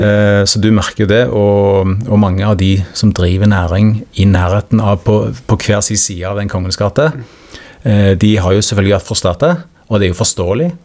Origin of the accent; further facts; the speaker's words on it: Stavanger, Rogaland, Norway; accent: Stavanger dialect (siddis); also born or lived in Oslo; now in Skien, Norway; Jeg er jo født og oppvokst i Stavanger